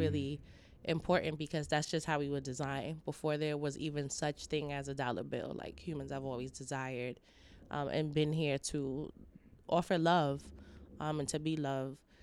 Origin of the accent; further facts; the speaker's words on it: New York, United States; now in Los Angeles, United States; I'm from New York, but coming to L A over the years